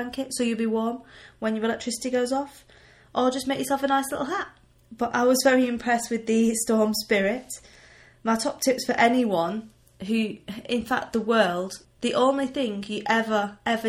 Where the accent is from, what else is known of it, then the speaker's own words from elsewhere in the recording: United Kingdom; now in Limpopo, South Africa; I'm British